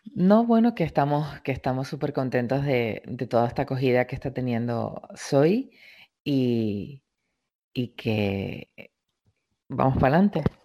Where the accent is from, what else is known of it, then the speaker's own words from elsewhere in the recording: Canary Islands, Spain; moved away as an adult; also born or lived in Madrid; la isla, a mi tierra, a mi origen